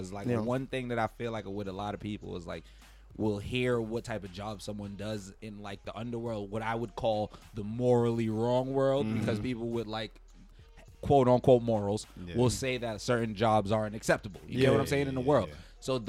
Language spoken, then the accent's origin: English; New York City, New York, United States; I'm from the hood. I'm from Bed-Stuy, born and raised, grew up, like gunshots, daytime, all types of crazy shit.